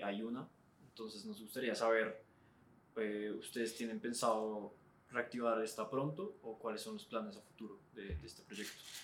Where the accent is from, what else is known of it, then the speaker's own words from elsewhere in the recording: Bogotá, Colombia; uno como bogotano